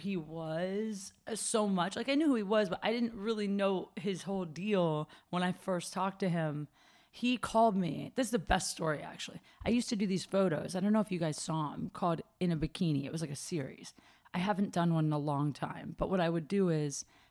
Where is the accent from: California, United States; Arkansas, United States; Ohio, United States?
Ohio, United States; moved away; also born or lived in Chicago; I'm from Ohio